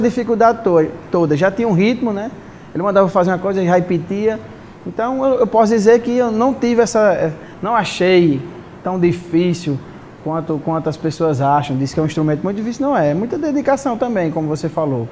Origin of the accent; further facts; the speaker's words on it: Catolé do Rocha, Paraíba, Brazil; now in Mossoró, Brazil; eu sou de Catolé do Rocha